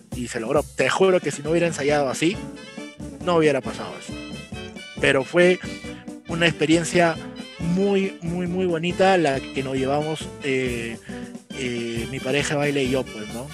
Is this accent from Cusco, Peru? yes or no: no; Cartavio, La Libertad, Peru; yo soy de la ciudad de Trujillo, bueno, en realidad soy de Cartavio